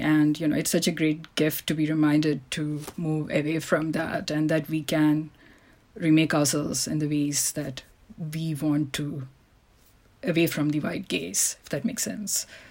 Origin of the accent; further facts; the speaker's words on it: India; moved away; I was born in India